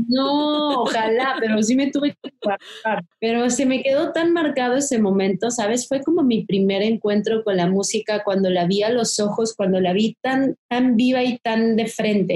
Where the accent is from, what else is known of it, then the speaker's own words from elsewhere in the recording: Mexico; tenemos como mexicanos y, y, de la cotidianidad también del, del ser mexicano